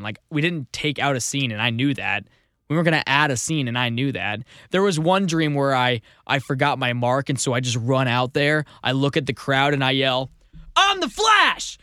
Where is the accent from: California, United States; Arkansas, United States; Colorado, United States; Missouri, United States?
Missouri, United States; I'm from Missouri.